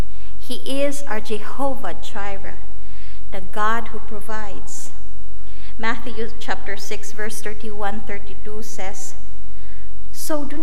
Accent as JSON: {"language": "English", "country": "Philippines", "tie": "born or raised there", "also_born_or_lived": "India", "moved": "as an adult", "lives_now": "United States", "said": "I was born and raised in the Philippines"}